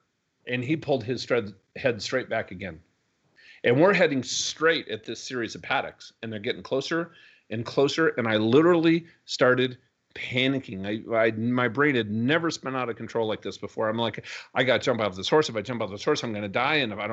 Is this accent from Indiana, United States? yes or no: no; Minnesota, United States; I grew up in Minnesota